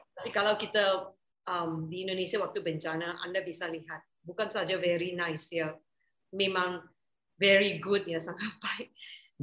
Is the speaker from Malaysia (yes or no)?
yes; Malaysia; saya orang Malaysia